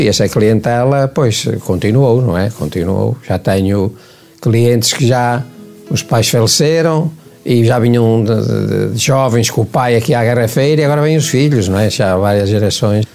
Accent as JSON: {"language": "Portuguese", "town": "Lamego", "region": "Viseu", "country": "Portugal", "moved": "yes", "lives_now": "Caminha, Portugal", "said": "eu cheguei a Caminha, sou de Lamego, cheguei a Caminha em 1970"}